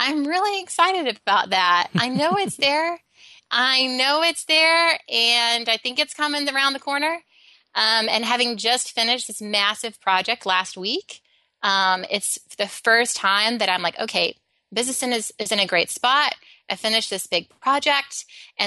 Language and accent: English; Alabama, United States; I grew up in Alabama